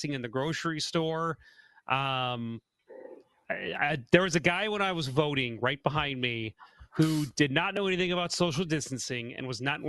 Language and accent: English; St. Charles, Missouri, United States; born or raised there